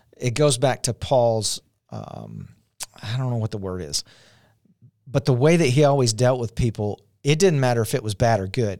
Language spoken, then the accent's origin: English; Shreveport, Louisiana, United States; we're from Shreveport, Louisiana